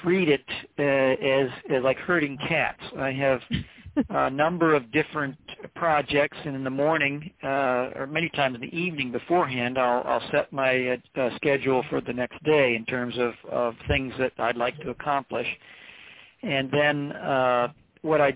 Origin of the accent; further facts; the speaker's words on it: Three Hills, Alberta, Canada; also born or lived in Maine; now in Maryland, United States; I grew up in Alberta, Canada